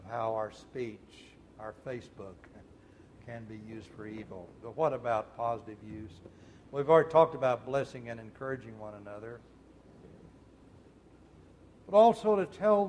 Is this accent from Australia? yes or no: no; Muskogee, Oklahoma, United States; I was born in Muskogee, General Hospital, Muskogee, Oklahoma